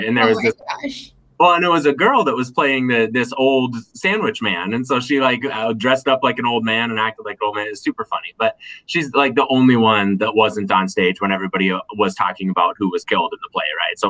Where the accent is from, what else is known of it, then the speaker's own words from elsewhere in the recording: North Pole, Alaska, United States; moved away as an adult; also born or lived in North Dakota / Bloomington, Indiana; now in Minnesota, United States; I grew up in North Pole, Alaska, so it was a really small town in the middle of Alaska, and so everything there is Christmas themed.